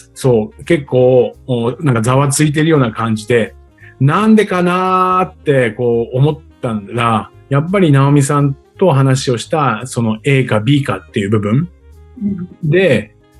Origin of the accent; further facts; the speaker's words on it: Tokyo, Japan; also born or lived in Chiba; 千葉で生まれて東京で育った